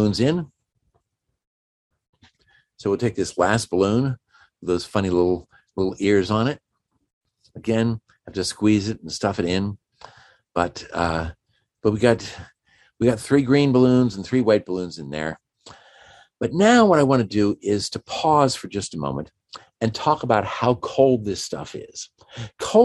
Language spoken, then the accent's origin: English; Washington, District of Columbia, United States; I'm from Washington, D.C., or just outside of Washington, D.C.